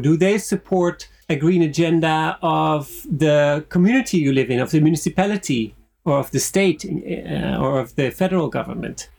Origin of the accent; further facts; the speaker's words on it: Switzerland; moved away; also born or lived in Netherlands / United States / France / Finland; dual background of from the Netherlands but growing up in Switzerland